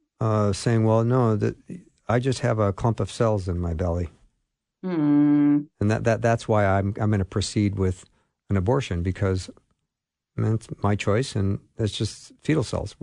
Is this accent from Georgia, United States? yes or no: no; Minnesota, United States; I'm from Minnesota.